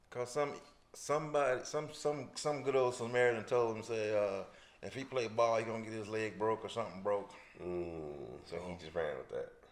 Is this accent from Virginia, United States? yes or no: no; Earl, Arkansas, United States; well, you know, country being in the country, you you you uh, tend to be a fisherman, yeah, farmer.